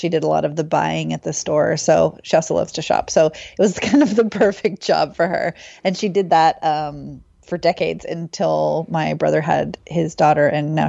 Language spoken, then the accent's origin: English; Oakland, California, United States; Yeah, I am from the Bay Area, from Oakland. So East Bay, for anyone who knows.